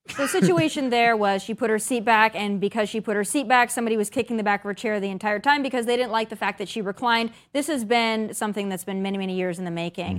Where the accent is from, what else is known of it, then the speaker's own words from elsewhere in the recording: South Dakota, United States; moved away; growing up in South Dakota